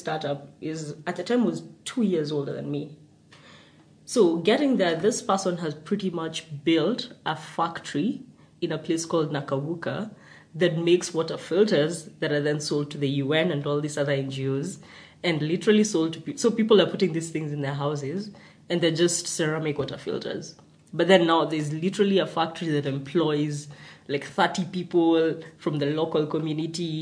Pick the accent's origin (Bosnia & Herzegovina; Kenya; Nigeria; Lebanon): Kenya; Nakuru, Nakuru County; I grew up in Nakuru.